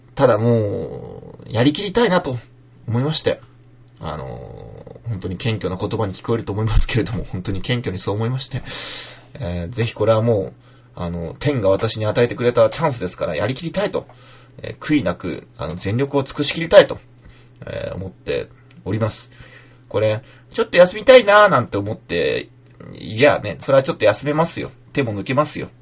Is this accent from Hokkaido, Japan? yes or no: no; Fukushima, Japan; moved away; 僕はまあ、まだ福島出身というかね、幼少期は福島で育ったからいいんですけど